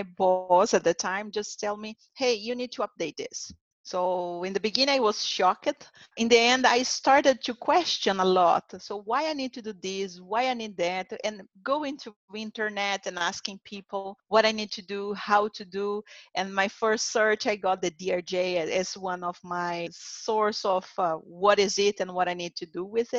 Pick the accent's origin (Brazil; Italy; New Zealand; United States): Brazil; English is a second language; I also had experience in Latin America. It was my first place. I came from Brazil, so Brazil, Latin America, now Americas.